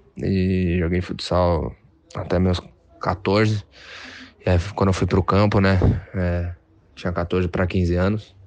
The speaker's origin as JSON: {"language": "Portuguese", "town": "Santos", "region": "São Paulo", "country": "Brazil", "tie": "born or raised there", "said": "Foi onde eu, onde eu moro, onde eu cresci, vendo o Santos jogar"}